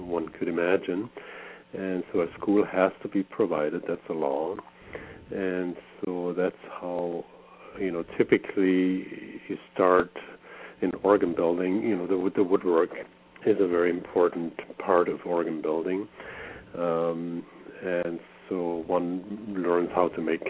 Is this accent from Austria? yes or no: yes; Austria; moved away as an adult; also born or lived in Germany / Canada; now in Roy, Washington, United States; I grew up in Austria, in Europe